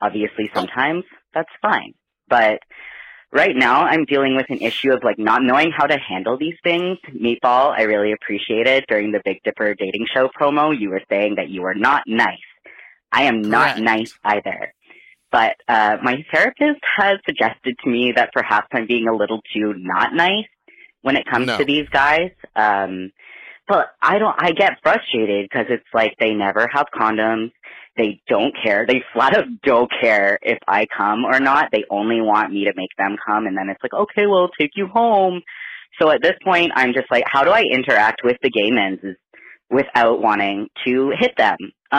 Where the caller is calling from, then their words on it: Canada; I'm calling from Canada. Long-time listener, yes.